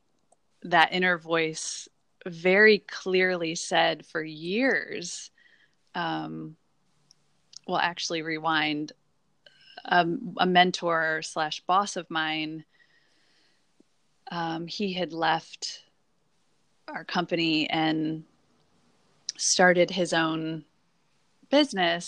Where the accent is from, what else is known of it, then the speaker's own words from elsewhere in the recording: Midwest, United States; moved away; I'm from the Midwest